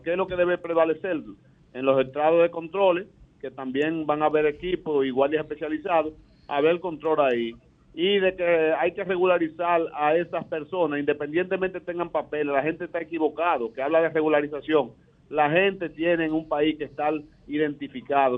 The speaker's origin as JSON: {"language": "Spanish", "country": "Dominican Republic", "said": "como dominicanos"}